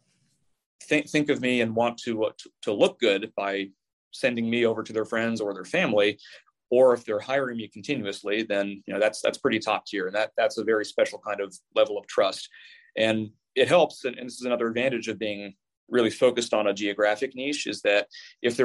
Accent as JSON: {"language": "English", "town": "Tacoma", "region": "Washington", "country": "United States", "tie": "born or raised there", "said": "my hometown of Tacoma, but a very specific series of neighborhoods in what's called the North End, which is where I'm from."}